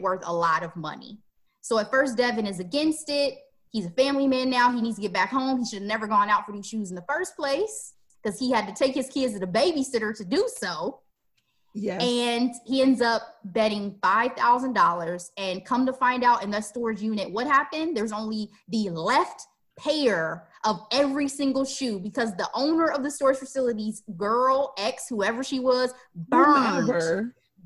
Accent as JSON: {"language": "English", "region": "Midwest", "country": "United States", "said": "as we say in the Midwest."}